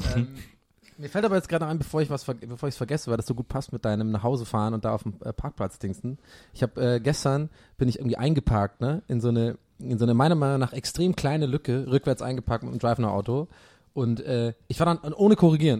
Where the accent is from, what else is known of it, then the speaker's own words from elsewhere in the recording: Swabia, Germany; moved away; bei uns im Schwabenland